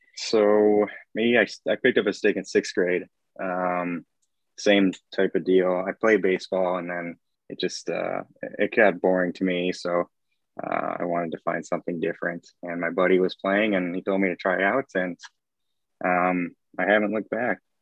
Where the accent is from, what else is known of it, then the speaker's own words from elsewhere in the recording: Champlin, Minnesota, United States; I'm originally from Champlin